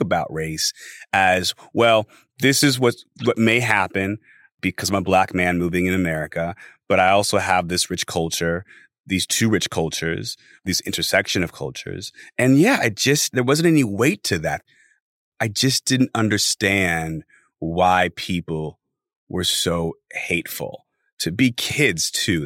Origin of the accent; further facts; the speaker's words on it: Los Angeles, California, United States; I am from Los Angeles, born and raised